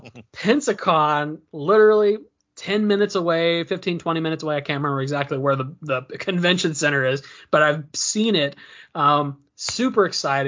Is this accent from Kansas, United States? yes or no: no; Indiana, United States; moved away as an adult; now in Cantonment, United States; both Dave and I are Indiana natives. We both were born and raised in Indiana